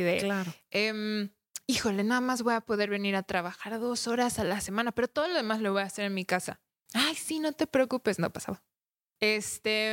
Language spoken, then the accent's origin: Spanish; Mexico; nosotros mismos como mexicanos